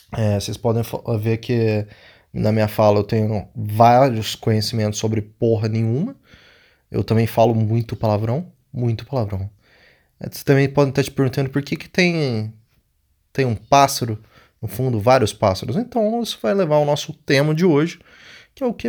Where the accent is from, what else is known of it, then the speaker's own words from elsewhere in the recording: Brazil; nunca saí do Brasil